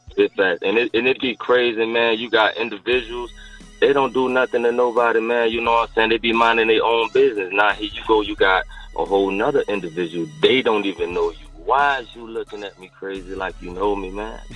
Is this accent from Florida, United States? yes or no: yes; St. Petersburg, Florida, United States; I'm from St. Pete